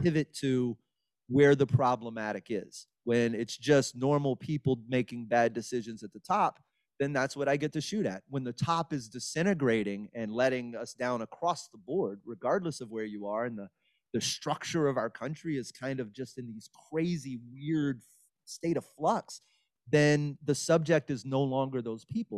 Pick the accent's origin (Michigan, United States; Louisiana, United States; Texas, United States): Texas, United States; Beaumont; moved away as an adult; also born or lived in Orange, Texas / Los Angeles; now in Houston, United States; I grew up in Beaumont, Texas.